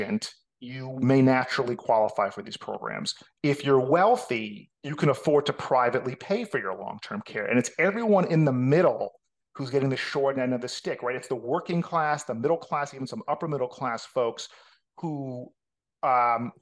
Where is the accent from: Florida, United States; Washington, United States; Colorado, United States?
Florida, United States; North Miami Beach; accent: New York; also born or lived in Atlanta; born and raised in North Miami Beach